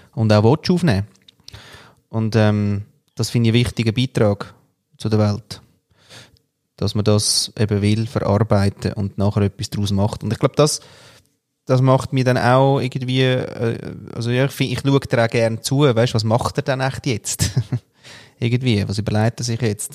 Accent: Austria; moved away; als Österreicher

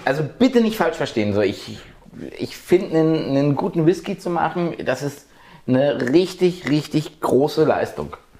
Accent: rural Brandenburg, Germany; 70, 80 Kilometer von hier, wirklich tiefste märkische Provinz.

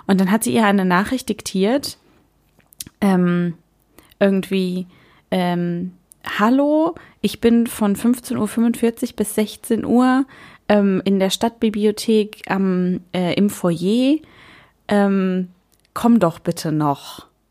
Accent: Germany; bei uns in der Pfalz, die nicht die Pfalz ist

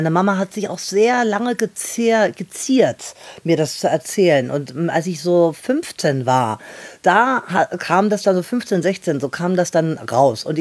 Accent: Dresden, Saxony, Germany; ich komme aus Dresden und ich bin echt froh, dass ich endlich hier bin

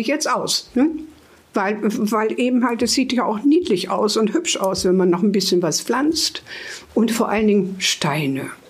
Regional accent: Hameln, Lower Saxony, Germany; now in Hanover, Germany; wir sind ja aus Hameln und in Hameln hatte Mutti, das haben wir auch in so einer schönen, ruhigen Straße gewohnt

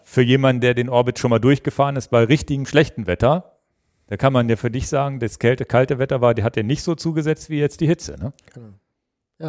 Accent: Hanover, Lower Saxony, Germany; über meine Heimat mal kommen, über den Kronsberg

